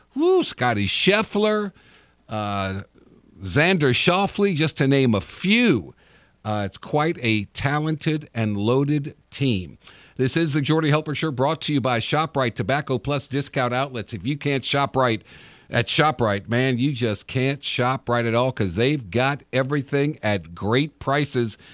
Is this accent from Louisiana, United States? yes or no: yes; New Orleans, Louisiana, United States; my hometown